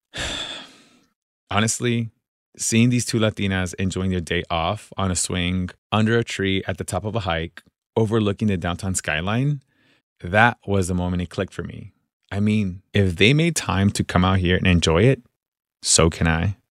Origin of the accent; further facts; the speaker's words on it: Los Angeles, California, United States; I went to the local park and the beach as a kid, but living in the middle of the city